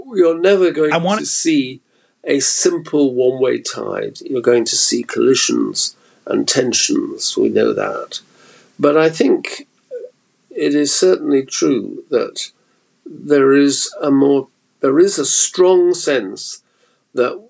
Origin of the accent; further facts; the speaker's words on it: United Kingdom; when I was a child, being brought up in the wake of the Second